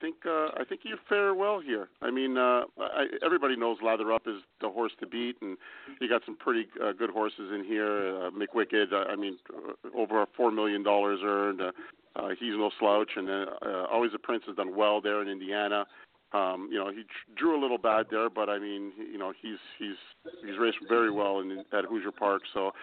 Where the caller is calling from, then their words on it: Mexico; Hi, guys. I'm calling in from Mexico, so I almost didn't realize the time difference here.